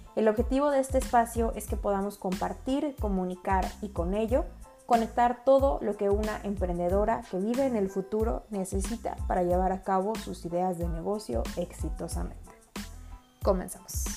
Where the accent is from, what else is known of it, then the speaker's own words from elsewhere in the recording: Mexico; Soy mexicana, emprendedora